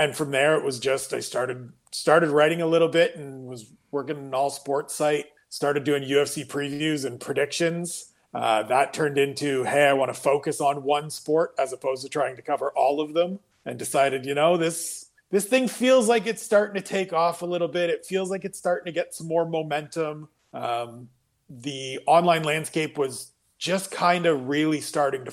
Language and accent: English; Ontario, Canada; I'm Canadian.